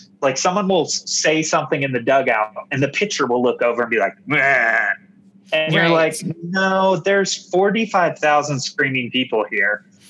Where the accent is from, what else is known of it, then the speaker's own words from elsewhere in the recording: Kentucky, United States; when I was a little kid growing up in Kentucky playing baseball every single day